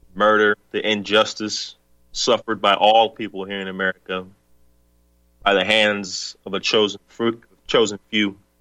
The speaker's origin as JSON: {"language": "English", "region": "the South", "country": "United States", "tie": "born or raised there", "also_born_or_lived": "the North", "moved": "yes", "said": "I'm from the South. Was born in the South."}